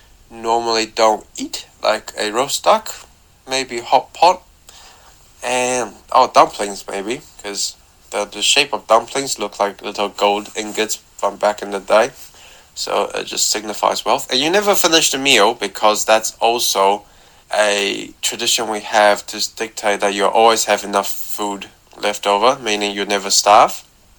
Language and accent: English; Taiwan; I'm from Taiwan.